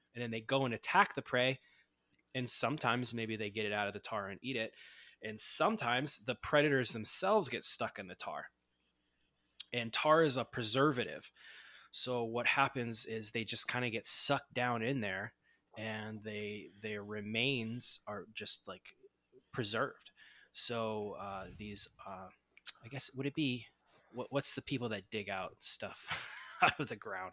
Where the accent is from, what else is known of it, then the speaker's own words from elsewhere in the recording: Ohio, United States; moved away as an adult; also born or lived in Los Angeles, California; now in Southern California, United States; I grew up in Ohio, and I moved out to Los Angeles, Southern California area